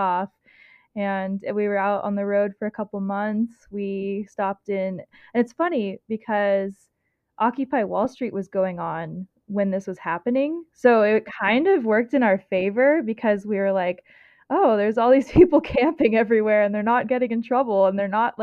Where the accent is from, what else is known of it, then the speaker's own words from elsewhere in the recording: Oregon, United States; also born or lived in New Orleans, Louisiana; growing up in Oregon, where it's so white